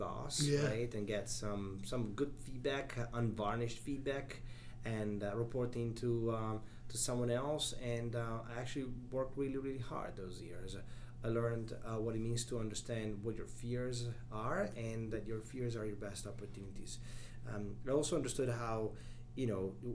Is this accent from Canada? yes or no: no; Italy; moved away as an adult; also born or lived in Chicago, United States; now in United States; I was born and raised in Italy